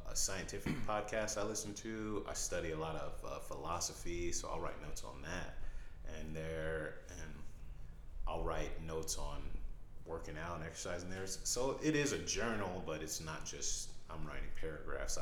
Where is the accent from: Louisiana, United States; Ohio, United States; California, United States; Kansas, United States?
California, United States; Berkeley; I came from Berkeley, California